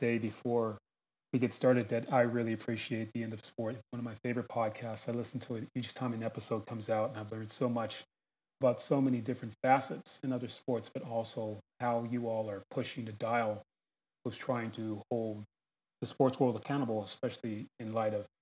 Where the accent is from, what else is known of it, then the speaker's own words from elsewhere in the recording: San Diego, California, United States; also born or lived in Philadelphia, Pennsylvania; I grew up in San Diego, California.